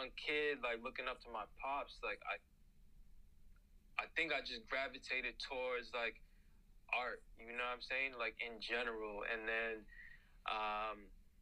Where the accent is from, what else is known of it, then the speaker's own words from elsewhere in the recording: Brockton, Massachusetts, United States; born and raised in a city called Brockton, Massachusetts.